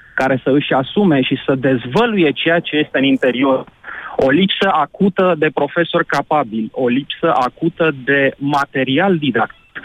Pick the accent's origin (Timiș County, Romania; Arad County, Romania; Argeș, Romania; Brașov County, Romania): Argeș, Romania; am 40 de ani, sunt din Ioven Argeș.